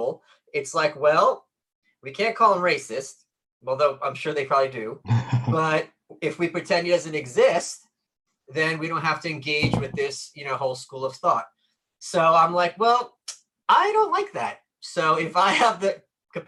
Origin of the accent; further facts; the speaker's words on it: Brooklyn, New York, United States; I'm from Brooklyn. I've lived here all my life